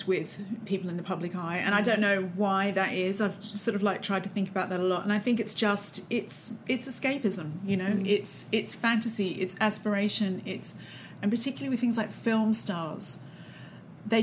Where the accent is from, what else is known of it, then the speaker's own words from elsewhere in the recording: Australia; moved away; I'm from Australia